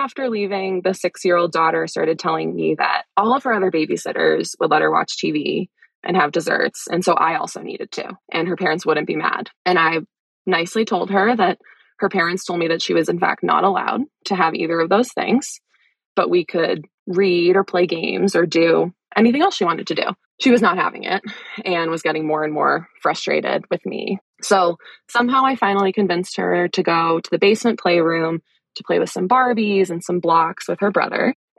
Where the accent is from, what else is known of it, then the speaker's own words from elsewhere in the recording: Wellesley, Massachusetts, United States; So I grew up just outside of Boston, actually in the town where you got some great hospitality in Wellesley